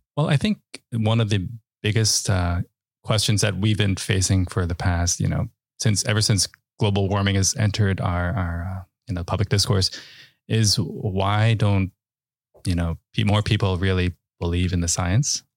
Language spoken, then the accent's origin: English; New York City, New York, United States; also born or lived in Westchester; I grew up in the Bronx and, uh, and in Westchester